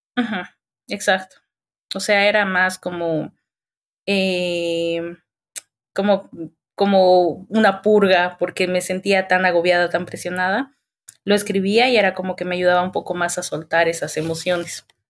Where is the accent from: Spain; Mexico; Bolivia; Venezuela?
Bolivia; Colla, western highlands; moved away; Muy coya soy para esta ciudad.